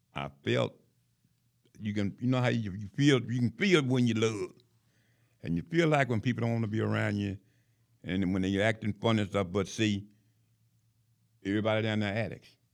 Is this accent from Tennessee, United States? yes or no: yes; Knoxville, Tennessee, United States; now in Huntsville, United States; I was born in Knoxville, Tennessee